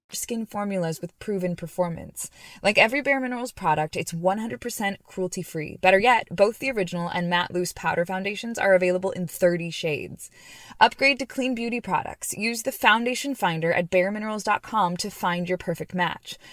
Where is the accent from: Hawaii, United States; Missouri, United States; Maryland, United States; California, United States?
California, United States; Long Beach; I'm from Long Beach